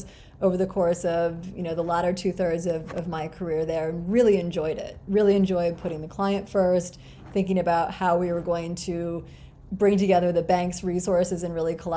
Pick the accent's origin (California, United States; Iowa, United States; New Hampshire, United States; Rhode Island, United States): Iowa, United States; Grinnell; I was born in Grinnell, Iowa, which is this tiny liberal arts college town in the middle of Iowa.